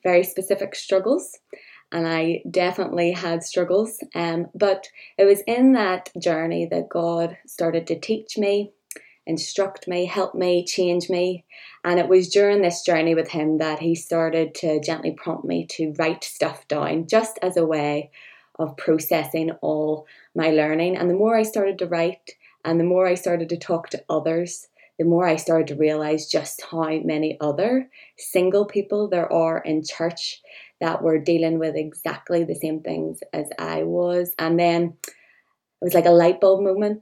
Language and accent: English; Northern Ireland, United Kingdom; I'm from Northern Ireland